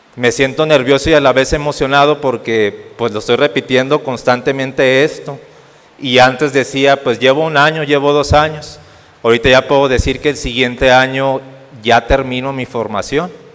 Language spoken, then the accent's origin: Spanish; Ciudad Madero, Tamaulipas, Mexico; moved away as an adult; now in Saltillo, Mexico; soy originario de Ciudad Madero, Tamaulipas, y estoy para la diócesis de aquí de Saltillo